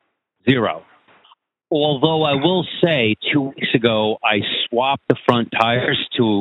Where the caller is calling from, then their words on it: New Jersey, United States; New Jersey. Pretty damn close.